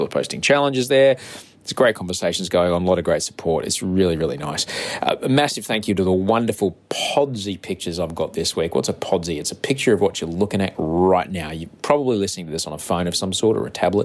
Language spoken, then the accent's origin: English; Australia; I'm an author from Australia